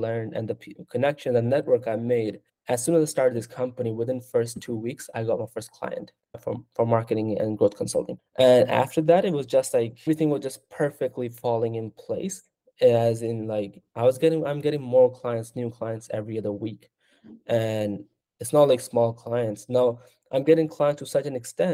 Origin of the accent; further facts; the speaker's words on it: Pakistan; now in United States; I'm from Pakistan